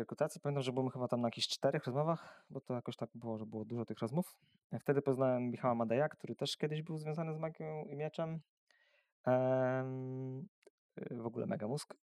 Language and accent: Polish; Węgrów, Masovian Voivodeship, Poland; also born or lived in Warsaw / Siedlce; now in Siedlce area, Poland; Ja pochodzę z mojego miasteczka z Węgrowa. To jest takie e, miasteczko niedaleko Warszawy, około 100 kilometrów.